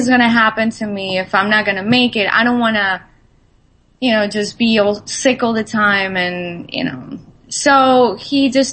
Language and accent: English; Colombia; I'm Latin American. I was born in Colombia, so you know the diet that I actually grew up